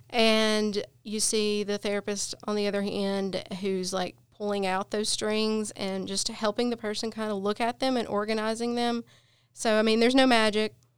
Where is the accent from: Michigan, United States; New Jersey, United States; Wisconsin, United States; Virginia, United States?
Virginia, United States; Appalachia; I'm from a very small town